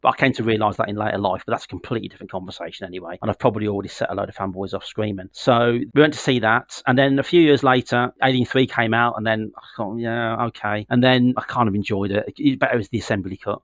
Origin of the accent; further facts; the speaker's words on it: the Midlands of England, United Kingdom; moved away as an adult; now in Northampton, United Kingdom; I'm originally from the Midlands of England, a very historical, sort of very, very full of history, where Tolkien used to live